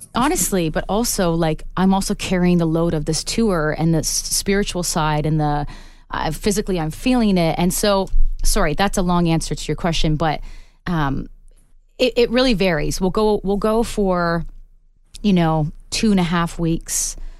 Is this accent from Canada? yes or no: yes; Canada; as a Canadian artist